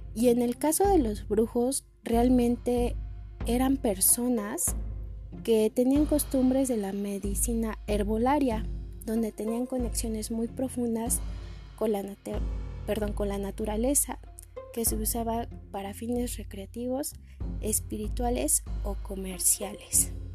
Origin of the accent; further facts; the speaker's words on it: Mexico; como mexicanos y mexicanas tenemos una religión muy marcada en nuestra vida diaria